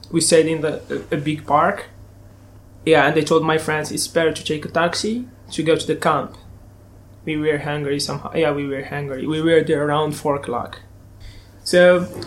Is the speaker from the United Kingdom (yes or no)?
no; Turkey; English is a second language; moved away; I came from Turkey only with small.